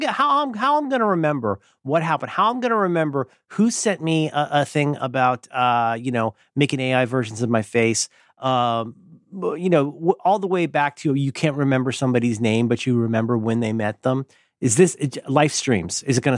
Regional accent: Ohio, United States; I was raised in Ohio

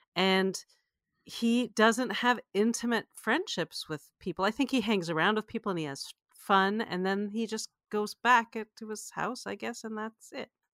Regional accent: Canada; I grew up in Canada

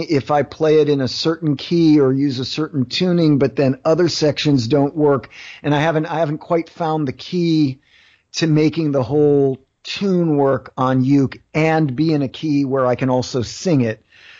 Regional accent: Philadelphia, Pennsylvania, United States; because I'm from Philly and it's …, I feel like I got to crack ….

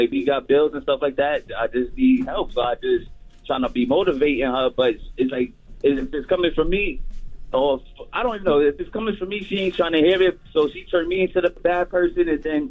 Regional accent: Bronx, New York, United States; I'm from the Bronx.

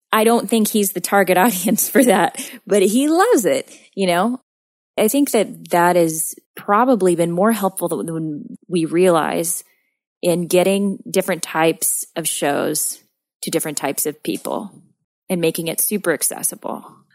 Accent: Missouri, United States; I grew up in Missouri, not three hours away from Tulsa

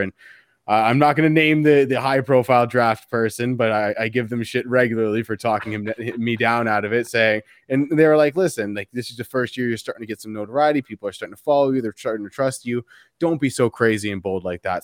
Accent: Canada; As a Canadian here

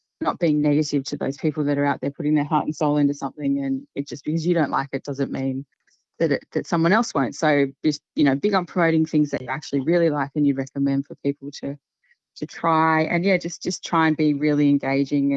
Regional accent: Queensland, Australia; I grew up in Queensland

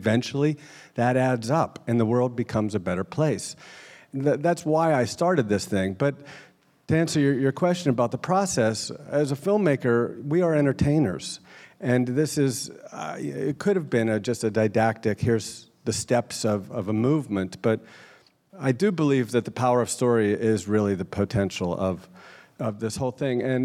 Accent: Pittsburgh, Pennsylvania, United States; I grew up in Pittsburgh

